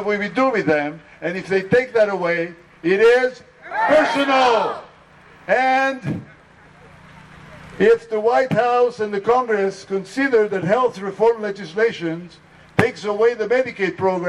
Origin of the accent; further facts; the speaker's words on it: Israel; And I married a wonderful lady from Iran, and I am from Israel and work there